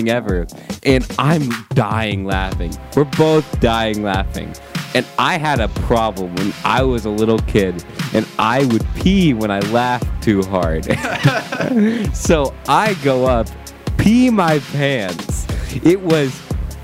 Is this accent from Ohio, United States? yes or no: yes; Ohio, United States; I am from Ohio